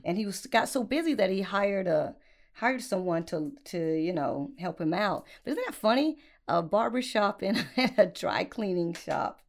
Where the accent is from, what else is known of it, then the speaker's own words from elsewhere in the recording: Upstate South Carolina, United States; accent: country; right at my neck of the woods